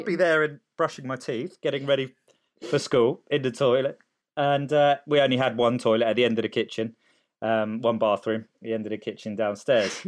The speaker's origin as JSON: {"language": "English", "town": "Cholsey", "region": "South East England", "country": "United Kingdom", "tie": "born or raised there", "also_born_or_lived": "Sicily, Italy", "said": "moved to Oxfordshire"}